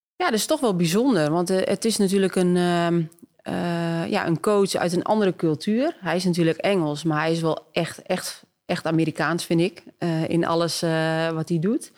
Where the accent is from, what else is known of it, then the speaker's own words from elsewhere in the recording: Twente, Overijssel, Netherlands; ik kom ook maar uit Twente